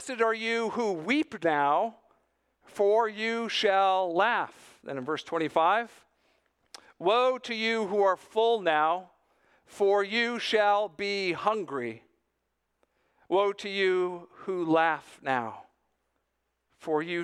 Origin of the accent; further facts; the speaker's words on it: South Florida, United States; growing up in South Florida.